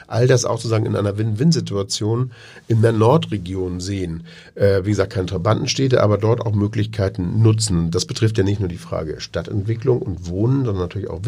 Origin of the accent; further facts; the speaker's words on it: Hamburg, Germany; ich komme aus Bahnfeld, ich wohne im Bahnfeld, da haben wir ja mehrere größere Gebiete